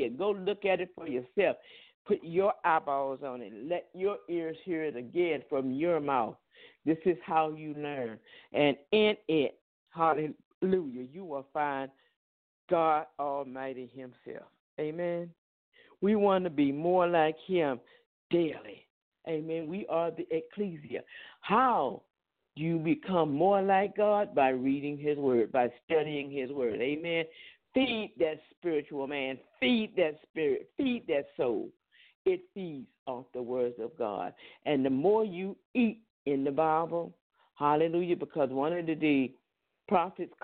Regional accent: the South, United States; accent: southern; that's my southern accent.

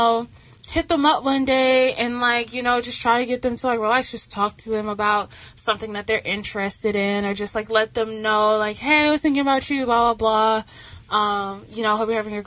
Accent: the South, United States; I'm from the South

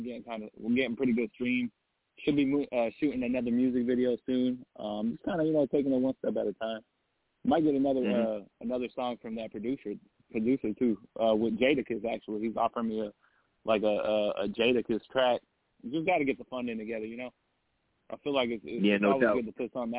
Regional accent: Las Vegas, Nevada, United States; moved away as an adult; now in Los Angeles, United States; I'm full-blooded Egyptian. I grew up in Vegas

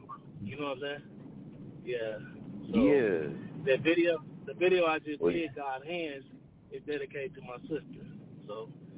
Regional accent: Muskogee, Oklahoma, United States; now in Wichita, United States; I'm calling in from the 316 Dub Cake, Wichita, Kansas, you know what I'm saying? But I'm a Okie from Muskogee

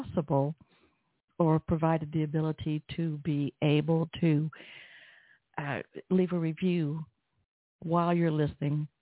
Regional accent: Atlanta, Georgia, United States; Atlanta, Georgia, my hometown

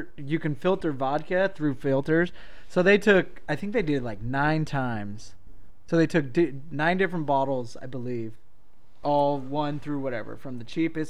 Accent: the Northwest, Pacific Northwest, United States; now in Redmond, United States; I'm from the Northwest, man.

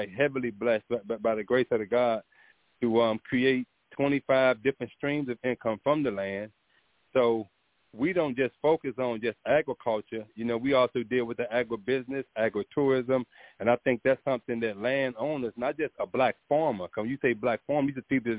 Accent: St. Louis, Missouri, United States; also born or lived in Phoenix, Arizona; now in Georgia, United States; I am originally from St. Louis

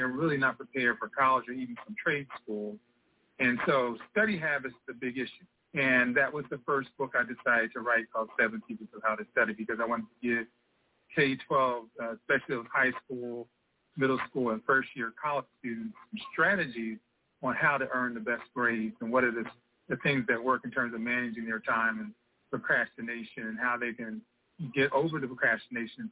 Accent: Philadelphia, Pennsylvania, United States; I grew up in West Philadelphia, you know, down the bottom, faced a lot of challenges

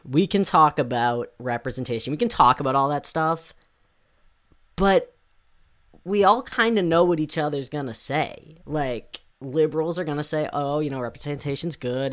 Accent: United States; I can only speak as an American

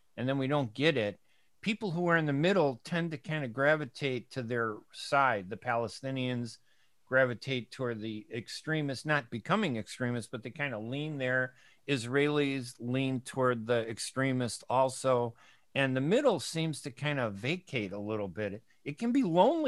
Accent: United States; here in America. I'm an American.

